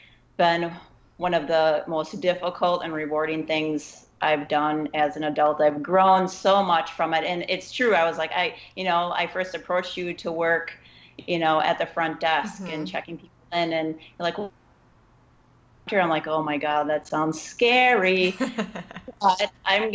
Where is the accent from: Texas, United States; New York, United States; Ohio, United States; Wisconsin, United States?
Wisconsin, United States; also born or lived in Los Angeles, California / Portland / South Carolina; now in Milwaukee, United States; I was born and raised in Wisconsin